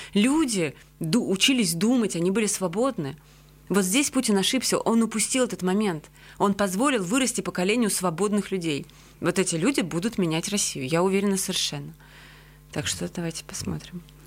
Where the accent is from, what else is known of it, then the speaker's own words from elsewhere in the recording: Georgia; also born or lived in Russia; now in Riga, Latvia; Как человек, который вообще-то себя прежде всего ассоциирует с Грузией